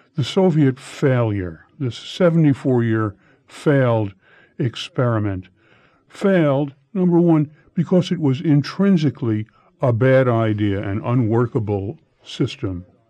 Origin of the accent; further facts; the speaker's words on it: United States; as an American